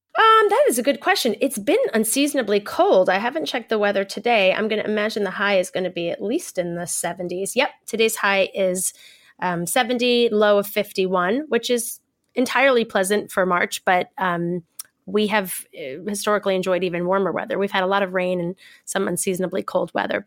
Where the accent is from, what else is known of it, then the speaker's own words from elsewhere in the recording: New York, United States; moved away as an adult; now in Los Angeles, United States; I come from New York